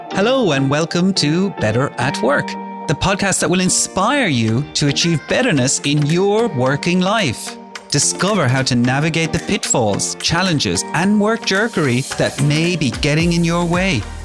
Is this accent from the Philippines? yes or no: no; Ireland; as an Irish person growing up in Ireland